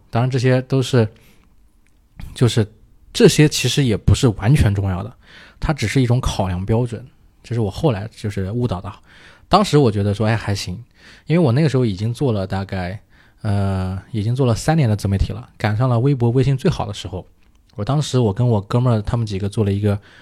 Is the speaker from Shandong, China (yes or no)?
no; Hefei, Anhui, China; 我是合肥人啊